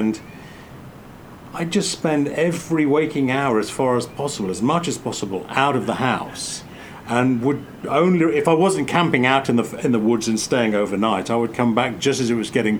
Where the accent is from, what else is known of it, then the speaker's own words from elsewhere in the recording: England, United Kingdom; now in United States; My memory of TV growing up in England as a kid, it was never as...